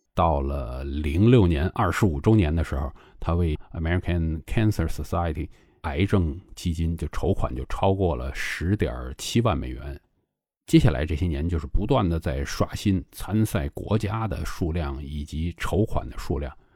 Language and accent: Chinese; China; 对于我们中国人来讲